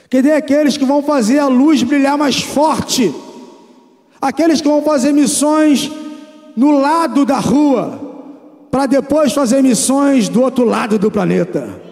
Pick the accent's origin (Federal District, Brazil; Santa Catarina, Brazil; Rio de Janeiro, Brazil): Rio de Janeiro, Brazil; Eu nasci ali no Jacarezinho. Onde já ouviram falar no Jacarezinho? Ali no Rio de Janeiro, dentro de uma favela